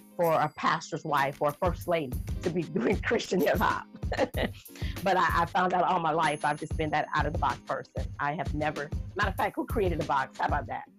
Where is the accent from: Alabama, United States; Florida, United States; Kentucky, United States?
Florida, United States; Jacksonville; also born or lived in Georgia; I was raised in Jacksonville, Florida